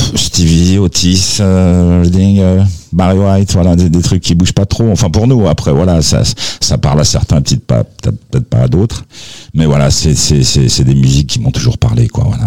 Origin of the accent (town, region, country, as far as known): Aubervilliers, Île-de-France, France; born or raised there; also born or lived in Algiers, Algeria